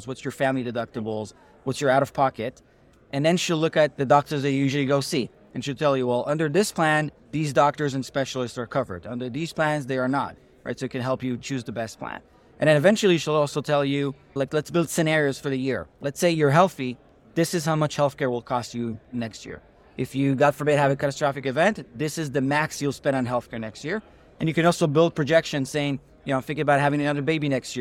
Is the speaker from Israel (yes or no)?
yes; Israel; moved away as an adult; also born or lived in New Haven; now in United States; I'm originally from Israel, grew up there, the youngest of four brothers